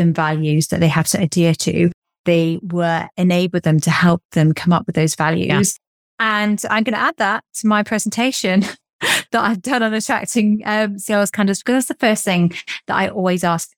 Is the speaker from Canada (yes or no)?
no; England, United Kingdom; accent: English; my English accent